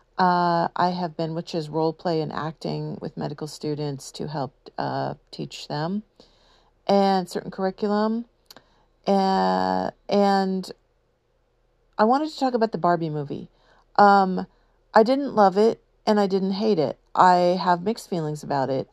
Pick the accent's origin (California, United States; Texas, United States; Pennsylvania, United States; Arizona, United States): California, United States; San Diego; I grew up in San Diego